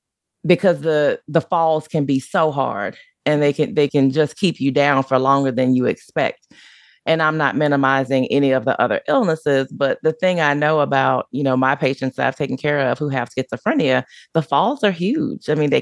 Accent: Deep South, United States; Plus, growing up in the Deep South, I grew up in a Black neighborhood, and that's just not something that we did

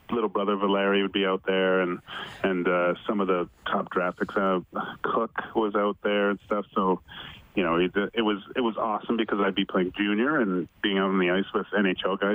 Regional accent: Vancouver, British Columbia, Canada; I grew up in Vancouver

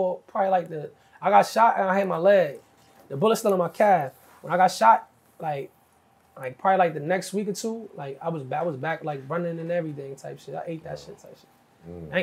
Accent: New Jersey, United States; I'm from Jersey

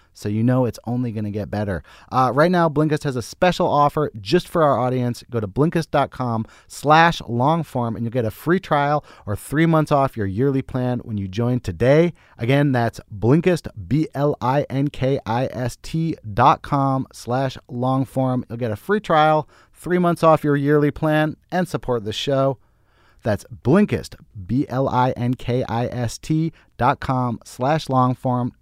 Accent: Berkeley, California, United States; I grew up in Berkeley

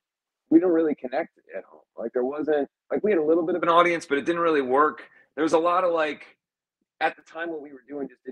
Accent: Cincinnati, Ohio, United States; over the years to come back home and see the audience grow and people that didn't even realize that I was from Cincinnati or whatever else.

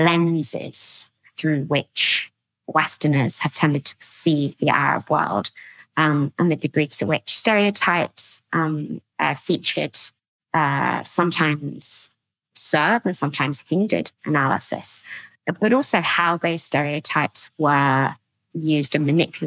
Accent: London, United Kingdom; I'm Egyptian. I'm also British. I was born and raised in the UK, in London

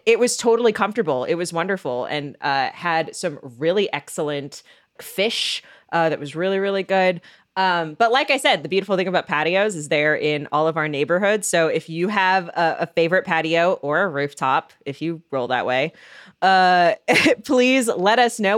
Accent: Seattle, Washington, United States; now in Chicago, United States; my hometown team, the Seahawks

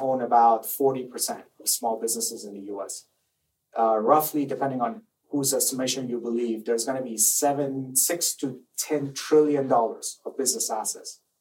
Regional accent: Iran; English is a second language; moved away as an adult; also born or lived in Maryland, United States; now in United States; I grew up in Iran

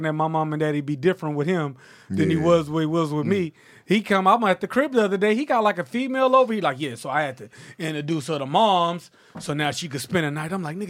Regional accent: Houston, Texas, United States; I'm from Houston.

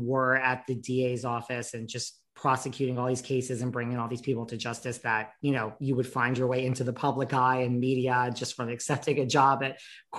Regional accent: New York, United States; I'm from New York

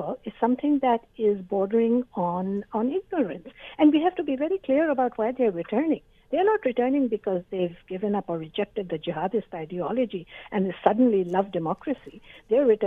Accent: Canada; I'm a Canadian

